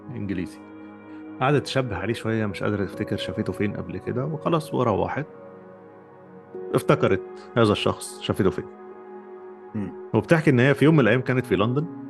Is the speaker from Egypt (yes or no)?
yes; Egypt; moved away; انا مصري وانت مصري واحنا في مصر